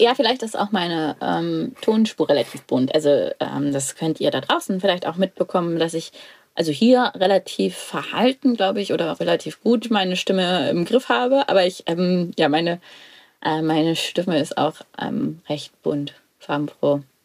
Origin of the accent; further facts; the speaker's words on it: Lüneburg Heath, Lower Saxony, Germany; Mein erstes Leben auf dem Bauernhof, groß geworden in der Lüneburger Heide